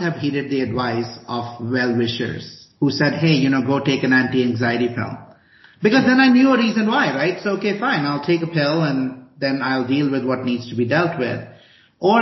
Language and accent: English; India; also born or lived in Chicago, United States; now in Boulder, United States; I grew up in India